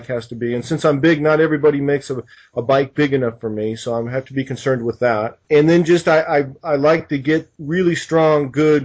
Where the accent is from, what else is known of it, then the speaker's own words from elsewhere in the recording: United States; being American